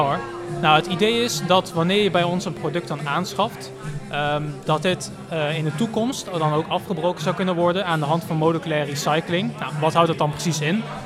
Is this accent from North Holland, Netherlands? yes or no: no; Roosendaal, North Brabant, Netherlands; ik kom uit Roosendaal